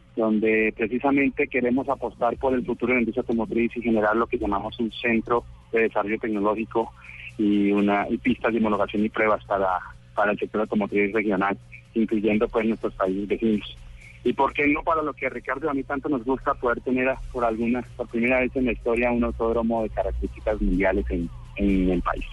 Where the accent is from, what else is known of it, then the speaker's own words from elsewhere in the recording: Cali, Valle del Cauca, Colombia; Yo soy caleño